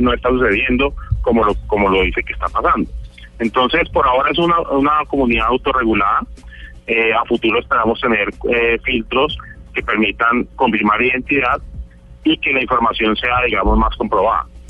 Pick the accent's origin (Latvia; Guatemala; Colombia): Colombia; Cali, Valle del Cauca; also born or lived in United States; yo nací en Estados Unidos, pero desde pequeño he vivido toda la vida en Cali